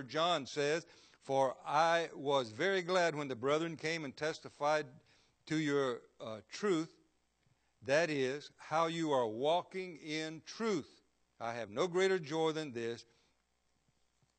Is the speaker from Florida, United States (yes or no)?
yes; Florida, United States; I was born and raised here in Florida